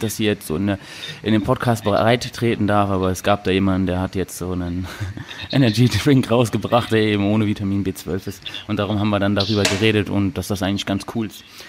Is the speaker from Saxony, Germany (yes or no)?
no; Cologne-Düsseldorf region, North Rhine-Westphalia, Germany; Also wir kommen ja hier aus der Region Köln-Düsseldorf